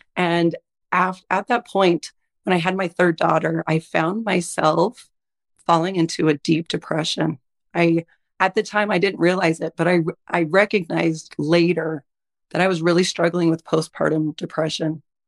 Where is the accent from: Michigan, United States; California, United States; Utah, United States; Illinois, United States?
Utah, United States; also born or lived in Idaho; I'm originally from Idaho. I primarily grew up in Utah. We've been in Utah ever since.